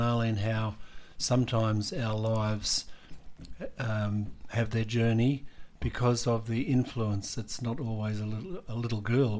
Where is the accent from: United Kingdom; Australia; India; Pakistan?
Australia; we Australians have learnt so much in the past